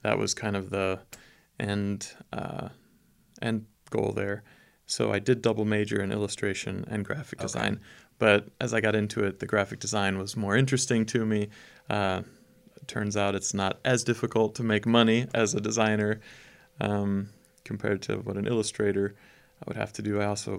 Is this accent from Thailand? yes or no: no; Schwäbisch Gmünd, Baden-Württemberg, Germany; And I was born in Stuttgart, south of Germany, and raised in a town about a smaller town about 30 minutes outside of Stuttgart called Schwäbisch Gmünd.